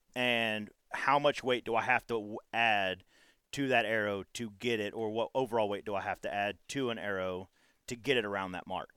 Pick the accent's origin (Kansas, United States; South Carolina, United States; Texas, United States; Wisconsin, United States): Texas, United States; growing up in Texas